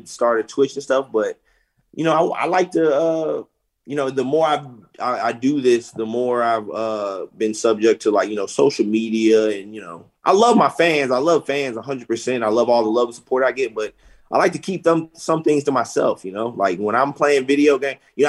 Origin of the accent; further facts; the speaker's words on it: St. Louis, Missouri, United States; I'm from St. Louis. That's my hometown